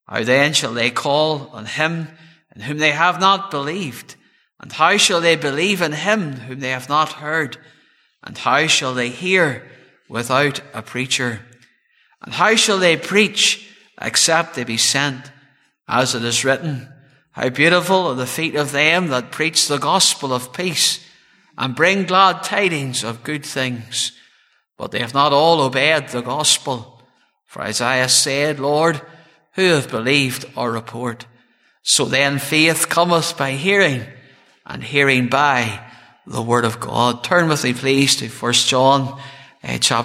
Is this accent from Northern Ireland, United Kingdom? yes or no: yes; Cloncore, the Birches, near Craigavon, Northern Ireland, United Kingdom; I was born in Craigavon Urie Hospital, and I was born into a good home, and reared in the townland of Cloncore, just there in the Birches